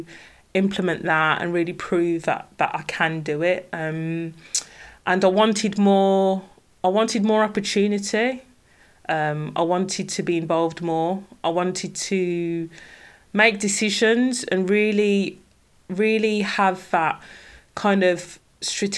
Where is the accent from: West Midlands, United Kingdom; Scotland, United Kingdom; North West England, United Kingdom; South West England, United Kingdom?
West Midlands, United Kingdom; Birmingham; accent: Brummie; now in Derbyshire, United Kingdom; I'm originally from Birmingham, and any Brummies listening will hear my distinctive Brummie accent.